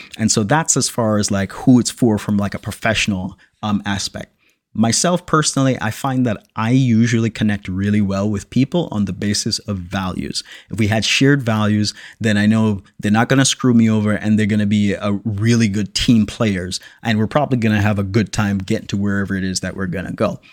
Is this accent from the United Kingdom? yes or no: no; Jamaica; I'm born and raised in Jamaica